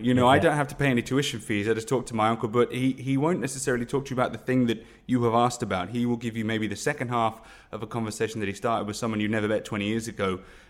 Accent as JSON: {"language": "English", "town": "Guildford", "region": "South East England", "country": "United Kingdom", "tie": "born or raised there", "said": "I grew up in the home counties in Leafy Guildford."}